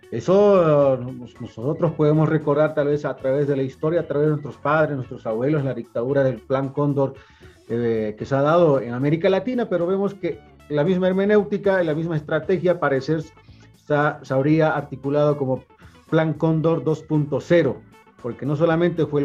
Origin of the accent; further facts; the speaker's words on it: Bolivia; lo cual nosotros repudiamos como pueblo boliviano.